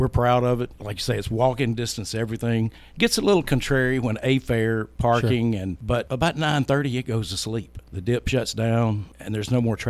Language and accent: English; Memphis, Tennessee, United States; moved away as an adult; also born or lived in Simpson County, Mississippi; now in Hernando, United States; And since we moved to Memphis, and I grew up in Memphis, Tennessee, Whitehaven.